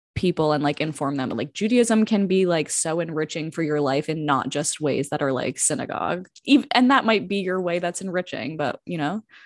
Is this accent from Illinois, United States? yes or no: no; New Jersey, United States; now in Washington, United States; I'm from South Jersey, now living in Washington, D C